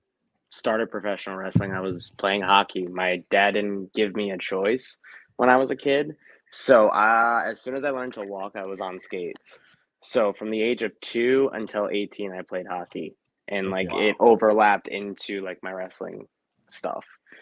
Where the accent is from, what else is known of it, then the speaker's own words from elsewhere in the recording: Rhode Island, United States; Rhode Island.